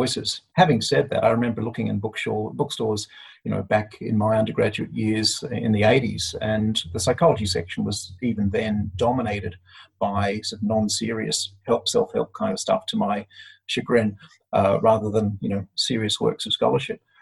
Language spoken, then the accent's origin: English; Australia